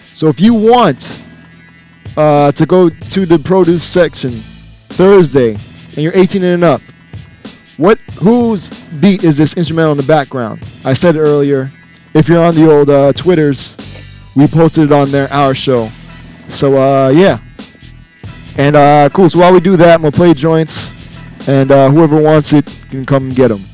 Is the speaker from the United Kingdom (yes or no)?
no; Jamaica; me being Jamaican